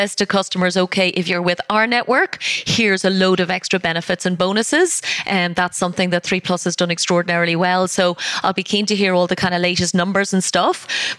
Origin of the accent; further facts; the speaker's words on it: Ireland; I am Irish